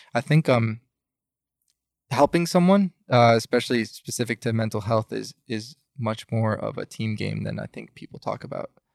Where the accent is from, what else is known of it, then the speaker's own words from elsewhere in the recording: Chicago, Illinois, United States; moved away; I grew up in Chicago